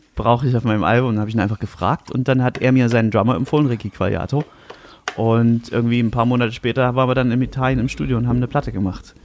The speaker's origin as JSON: {"language": "German", "country": "Germany", "tie": "born or raised there", "moved": "as an adult", "said": "ich bin am Fuße des Erzgebirges aufgewachsen, habe dort gewohnt, bis ich 18 war"}